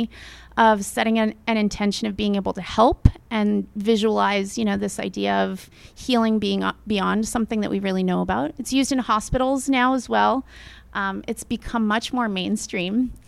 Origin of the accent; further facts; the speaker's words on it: San Mateo, California, United States; moved away; Born and raised in California